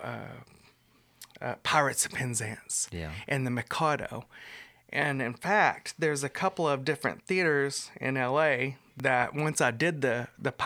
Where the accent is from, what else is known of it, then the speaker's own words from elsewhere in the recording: Andrews, Texas, United States; also born or lived in Las Vegas; now in Brownwood, United States; I'm from the Midland area